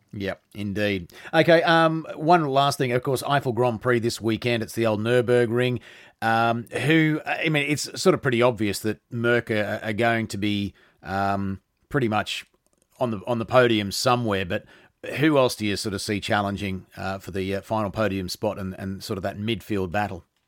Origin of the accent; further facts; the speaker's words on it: Australia; I'm Australian